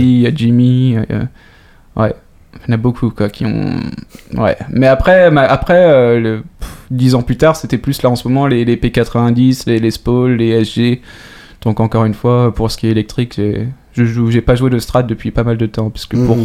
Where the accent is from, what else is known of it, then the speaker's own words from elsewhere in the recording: France; moved away as an adult; now in Sweden; en tant que Français